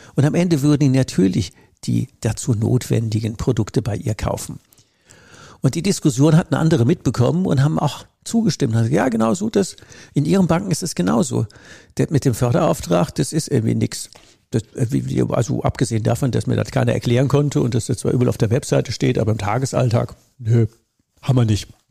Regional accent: Rhineland-Palatinate, Germany; in der Pfalz, wo ich herkomme, in der Südpfalz

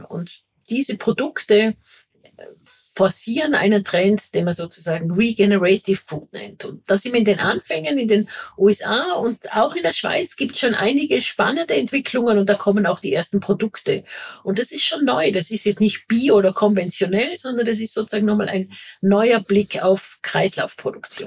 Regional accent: Vorarlberg, Austria; now in Vienna, Austria; ich bin eine Vorarlbergerin, da sind es wirklich die Täler, das ist dann regional. Und jetzt bin ich eine Wahlwienerin

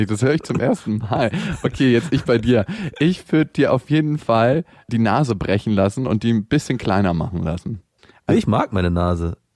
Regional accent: Berlin, Germany; aufgewachsen und geboren worden, also nicht in der Wohnung, aber im Krankenhaus nebenan. Eigentlich bin ich aus Friedenau und nicht aus dem harten Neukölln

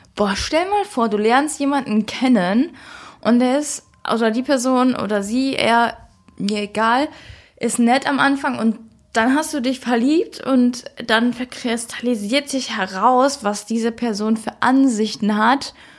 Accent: Germany; bei uns in Deutschland

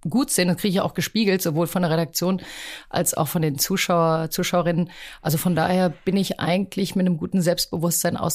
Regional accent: Rüsselsheim, Hesse, Germany; born there; now in Hamburg, Germany; Ich bin, wie du sagst, in Rüsselsheim geboren, aber ähm, Hamburg war so ein Sehnsuchtsort meines Vaters.

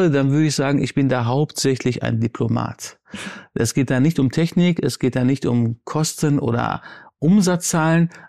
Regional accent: Baghdad, Baghdad Governorate, Iraq; born there; aber meine Mutter ist in Syrien geboren, in Aleppo und ich bin in Bagdad geboren. Meine Eltern haben sich in Bagdad kennengelernt, aber dieses Multikulti ist in mir

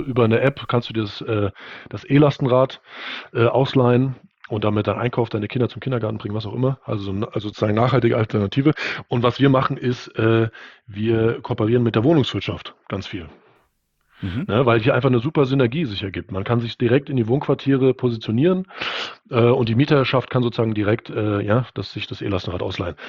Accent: Germany; bei uns in Deutschland

